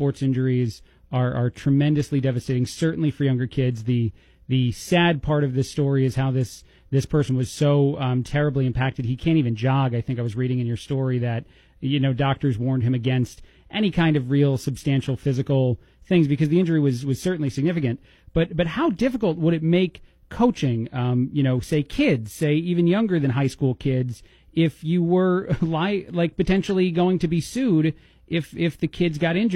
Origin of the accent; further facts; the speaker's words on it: New Jersey, United States; I'm from New Jersey